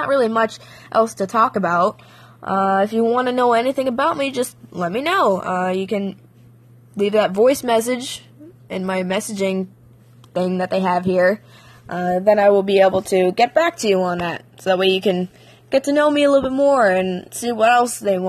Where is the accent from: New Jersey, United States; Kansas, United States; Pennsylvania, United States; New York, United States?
Pennsylvania, United States; I'm from Pennsylvania. I was born and raised here